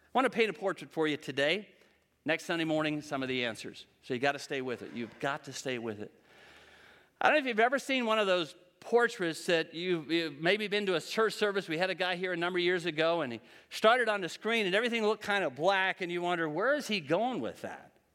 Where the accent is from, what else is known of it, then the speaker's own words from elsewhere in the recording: Western Pennsylvania, United States; I'm from Western P